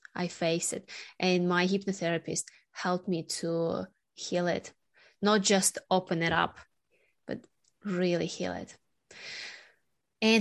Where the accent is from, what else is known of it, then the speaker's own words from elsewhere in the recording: Sakhalin Oblast, Russia; moved away; also born or lived in Australia; my hometown, Sakhalin Island, just north of Japan